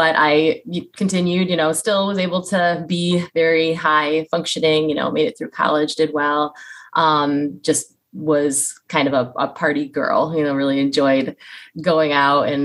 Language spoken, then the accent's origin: English; Western New York, United States; now in Tampa, United States; I live in Tampa, Florida. I'm actually from Western New York, so came down here to escape the cold weather